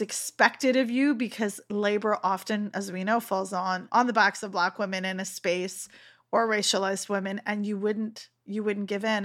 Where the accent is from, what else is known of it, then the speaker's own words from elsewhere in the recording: Canada; I've born and raised in Canada